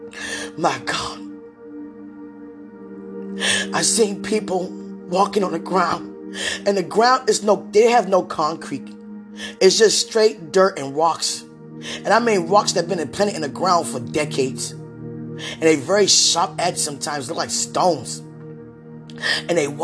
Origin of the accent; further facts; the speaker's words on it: United States; being an American woman